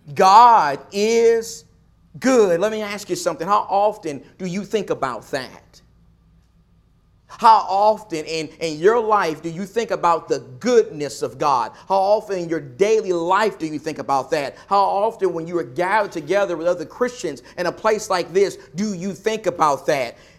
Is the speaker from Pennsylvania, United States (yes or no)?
no; Nacogdoches, Texas, United States; moved away; my hometown of Nacogdoches, Texas